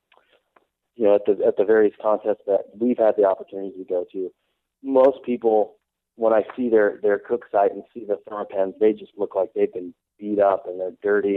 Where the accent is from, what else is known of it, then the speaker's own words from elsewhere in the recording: San Antonio, Texas, United States; I grew up in San Antonio, Texas